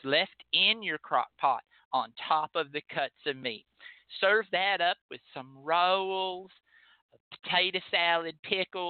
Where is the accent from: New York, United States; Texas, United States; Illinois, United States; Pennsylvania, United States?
Texas, United States; as a Texan